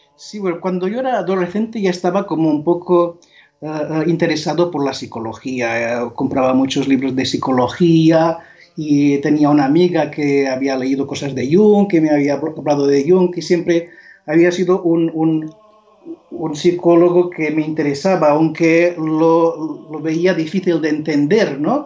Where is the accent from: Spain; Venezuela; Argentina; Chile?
Spain; Mallorca, Balearic Islands; Spanish is a second language; now in Montserrat, Spain; yo soy originario de Mallorca, nací en un pueblo pequeño cerca de Manacor, que se llama Son